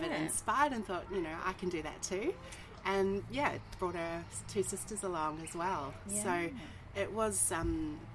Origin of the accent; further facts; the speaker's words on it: Wellington, New Zealand; I was born in New Zealand, yes. Born in Wellington, New Zealand.